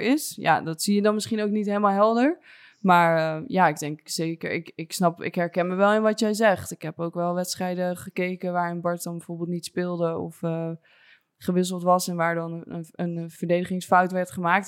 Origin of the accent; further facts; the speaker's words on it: Soest, Utrecht, Netherlands; ik ben opgegroeid uit Soes, maar vlakbij Amersfoort